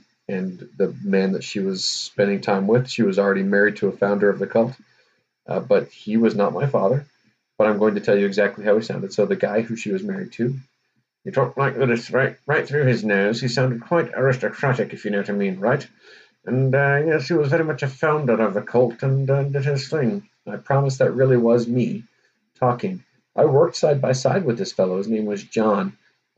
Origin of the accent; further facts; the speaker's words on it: Chicago, Illinois, United States; born there; Now, as you know, I was born in Chicago.